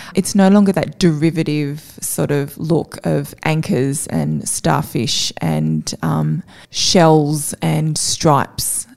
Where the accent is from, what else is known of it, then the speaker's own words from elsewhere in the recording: Avoca Beach, New South Wales, Australia; now in Newcastle, Australia; I grew up on the Central Coast, which is the area between Newcastle and Sydney at the beautiful Avoca Beach.